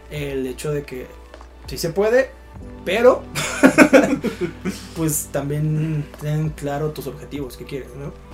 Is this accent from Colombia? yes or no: no; Mexico; tú como persona que sí naciste en México, que en México existen estas y estas condiciones, puedes ser un artista.